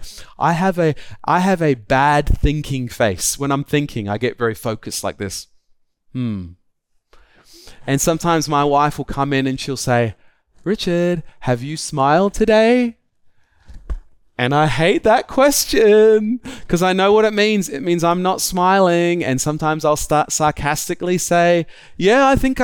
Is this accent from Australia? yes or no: yes; Australia; I'm an Australian